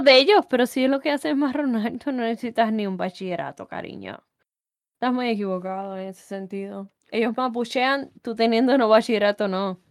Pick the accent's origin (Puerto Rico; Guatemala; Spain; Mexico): Puerto Rico; moved away as an adult; me gustaría estar en mi país